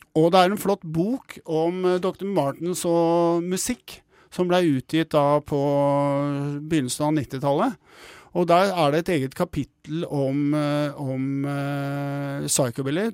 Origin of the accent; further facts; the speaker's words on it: Oslo, Norway; jeg er fra Bjølsen sjøl.